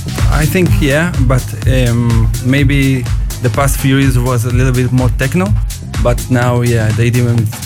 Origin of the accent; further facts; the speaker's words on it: Israel; also born or lived in Tel Aviv; Yeah, we come from Israel.